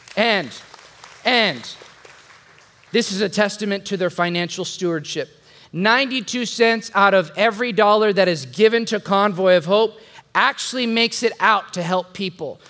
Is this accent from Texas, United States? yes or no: yes; the Mexico border, Texas, United States; now in San Antonio, United States; when I was 12 years old, growing up on the Mexico border.